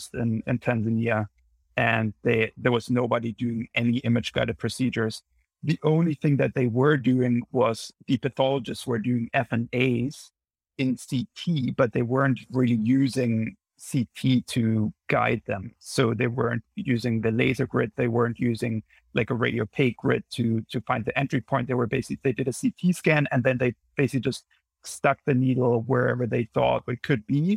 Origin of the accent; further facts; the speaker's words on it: Munich, Bavaria, Germany; moved away as an adult; now in New Haven, United States; I'm originally from Munich in Germany, and I moved over here after medical school in 2015 for my training, and have been here ever since.